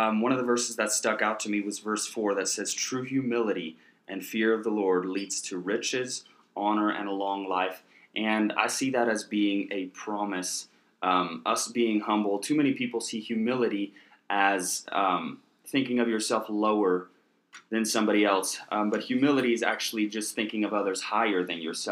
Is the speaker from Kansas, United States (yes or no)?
yes; Kansas, United States; moved away as an adult; also born or lived in Oklahoma; lived most of my life in Kansas until I moved here for Charis Bible College